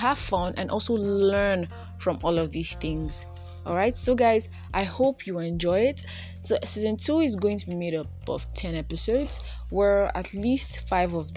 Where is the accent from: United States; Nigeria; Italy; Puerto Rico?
Nigeria; I was born and bred in Nigeria. I live in Nigeria